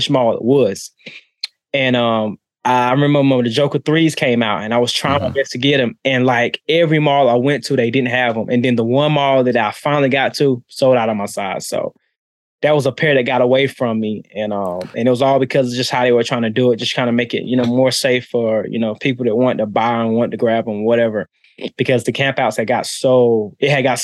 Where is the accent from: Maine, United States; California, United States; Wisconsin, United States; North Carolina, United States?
North Carolina, United States; Charlotte; Charlotte, North Carolina.